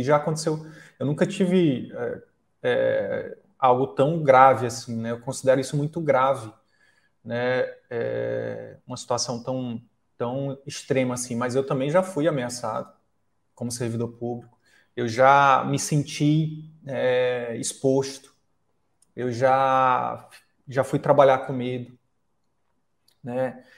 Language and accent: Portuguese; Picos, Piauí, Brazil; moved away; eu vou voltar para o interior do Piauí, eu sou de Picos